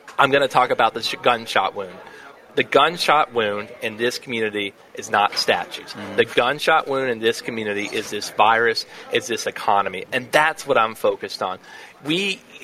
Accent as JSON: {"language": "English", "area": "Rutherford County", "region": "Tennessee", "country": "United States", "tie": "born or raised there", "said": "growing up in Rutherford County"}